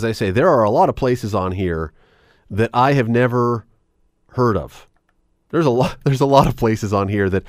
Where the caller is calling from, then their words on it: Hamilton, Ontario, Canada; we're calling you from Hamilton.